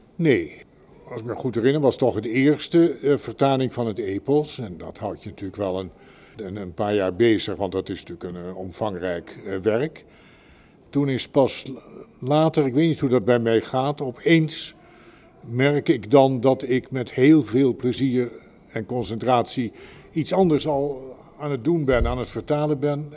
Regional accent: Netherlands; ik ben Nederlander

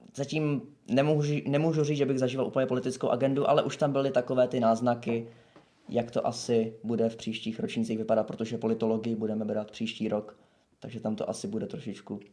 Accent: Prague, Czechia; jsem z Prahy

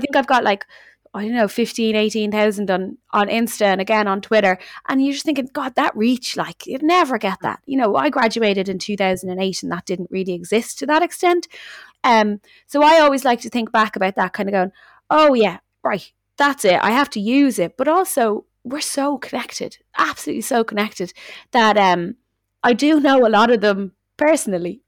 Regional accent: Dublin, Leinster, Ireland; accent: Dublin; myself, which have very just Dublin accent

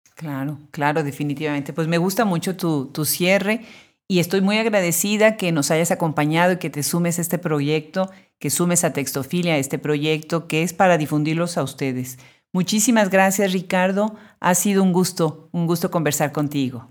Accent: Puebla, Mexico; somos los que nacimos en Puebla

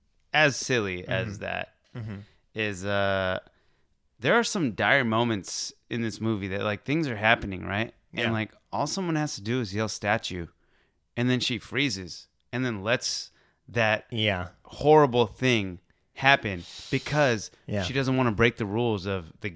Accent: United States; We were born here

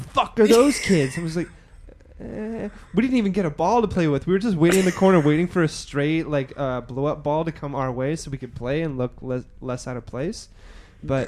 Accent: Edmonton, Alberta, Canada; moved away as an adult; now in Montreal, Canada; I grew up in Alberta

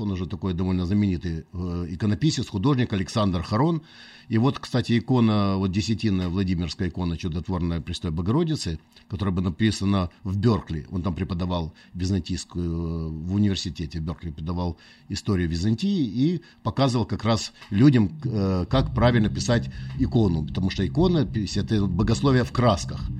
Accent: Odesa, Odesa Oblast, Ukraine; moved away; я родился на Украине

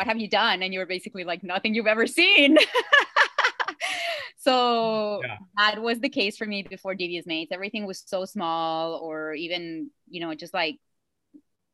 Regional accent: Mexico; first language Spanish; English is a second language; moved away; I didn't grow up speaking Arabic at all, but I grew up in Mexico, you know, speaking Spanish

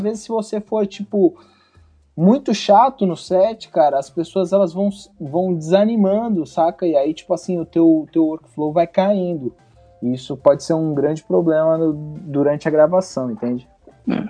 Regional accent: Guarujá, São Paulo, Brazil; eu, eu sou do Guarujá, litoral de São Paulo.

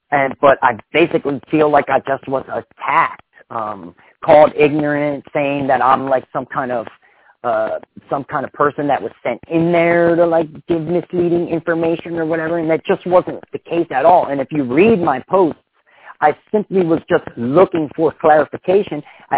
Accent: Florence, United States; I grew up in Florence.

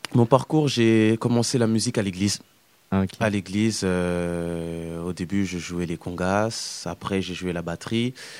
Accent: France; j'ai grandi ici, je suis né ici, en France.

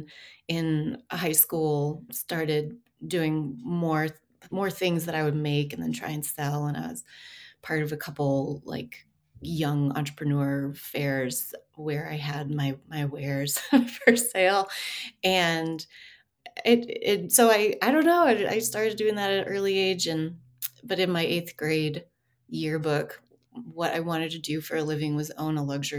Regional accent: Denver, Colorado, United States; also born or lived in Bellvue, Colorado; now in Greeley, United States; I grew up in Denver.

